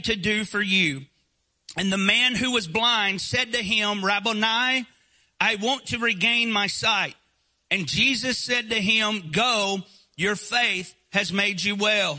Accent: Northeast Alabama, United States; accent: Southern; now in Eastern Tennessee, United States; I was born and raised in Northeast Alabama, partially raised where I currently live right now as well, in the Great Smoky Mountains of Eastern Tennessee

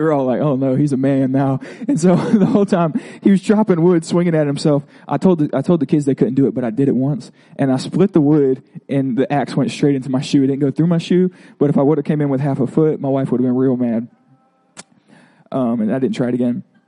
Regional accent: Florida, United States; I'm from Florida

